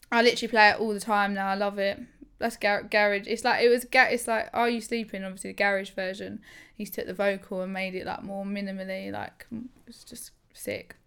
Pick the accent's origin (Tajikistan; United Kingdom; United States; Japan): United Kingdom; England; I'm proper, I'm proper English, me